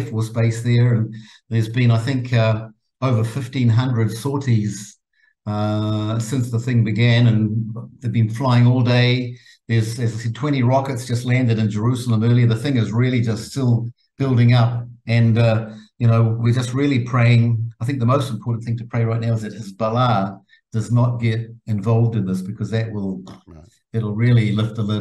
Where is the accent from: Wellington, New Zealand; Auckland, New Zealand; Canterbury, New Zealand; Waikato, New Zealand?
Auckland, New Zealand; now in Israel; I grew up in Mount Ruskell, Hillsborough, Auckland area